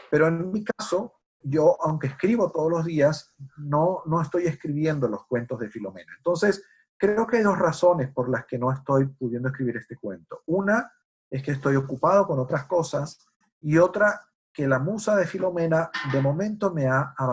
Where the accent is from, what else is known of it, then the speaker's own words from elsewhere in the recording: United States; porque Jorge es chileno y yo soy americano, eso significa que seguramente vamos a tener un punto de vista distinto